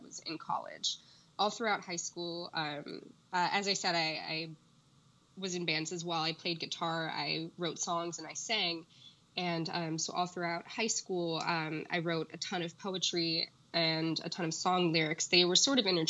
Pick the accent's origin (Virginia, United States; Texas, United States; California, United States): California, United States; Orange; when I was a teenager growing up in Orange